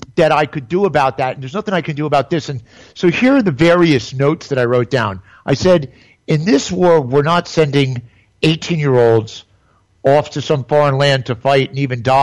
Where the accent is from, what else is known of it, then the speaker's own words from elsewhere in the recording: New York City, New York, United States; moved away as an adult; also born or lived in Upper West Side / Lake Havasu, Arizona; now in Pompano Beach, United States; from New York City, from my hometown